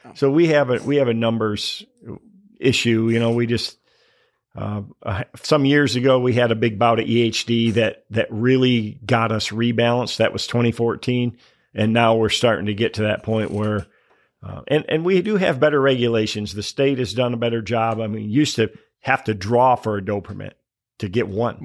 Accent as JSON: {"language": "English", "region": "Michigan", "country": "United States", "tie": "born or raised there", "said": "growing up in Michigan"}